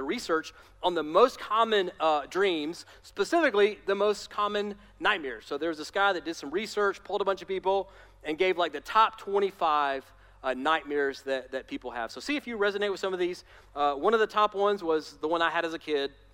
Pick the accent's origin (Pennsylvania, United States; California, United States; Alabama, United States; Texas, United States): Alabama, United States; I'm from Alabama, I can make fun of my people